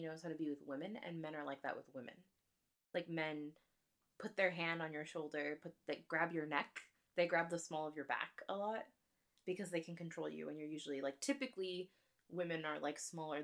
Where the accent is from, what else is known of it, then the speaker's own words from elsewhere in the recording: United States; I'm American